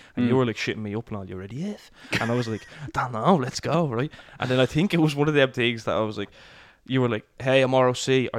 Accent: Ireland; I grew up in Whitestown.

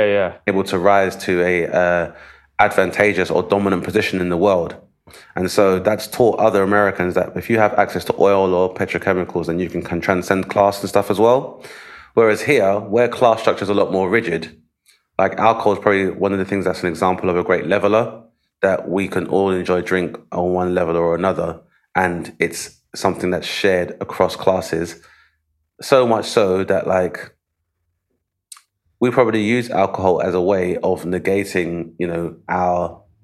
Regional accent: United Kingdom; because obviously being British and being somewhat repressed

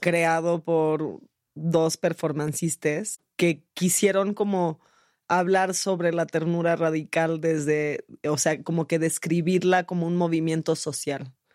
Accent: San Jose, California, United States; moved away; also born or lived in Mexico City, Mexico; yo fui criada en San José, California, en el pueblito de San José, California

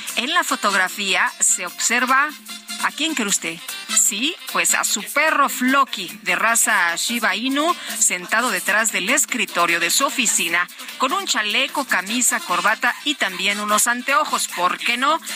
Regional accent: Zacatecas, Mexico; yo soy de Zacatecas

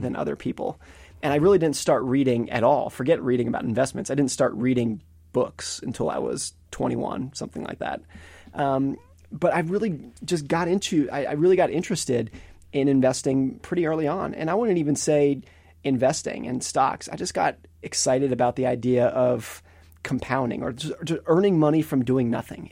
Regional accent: Lake Tahoe, California, United States; I grew up in Lake Tahoe, California

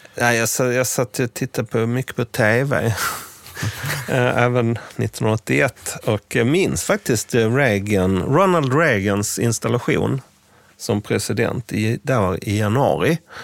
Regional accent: Scania countryside, Skåne, Sweden; i den by på den skånska landsbygden där jag växte upp

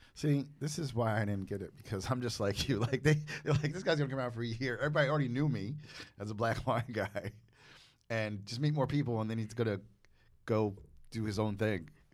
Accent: United States; I'm from New Jersey, New York

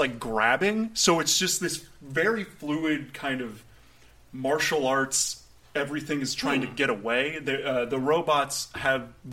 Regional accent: Vero Beach, Florida, United States; moved away; growing up there and then going to high school there and then going back there now.

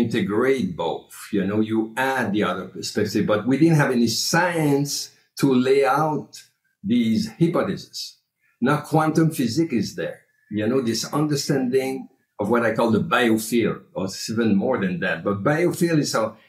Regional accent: Canada; now in United States; I'm coming from Canada

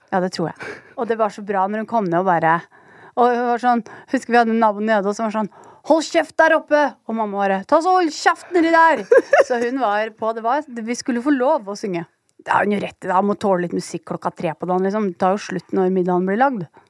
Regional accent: Oslo, Norway; jeg er oppvokst på Holmlia

